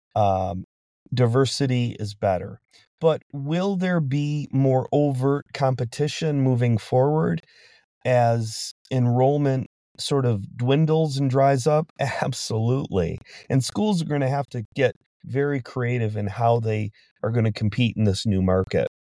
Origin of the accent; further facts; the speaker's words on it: Detroit, Michigan, United States; I'm from Detroit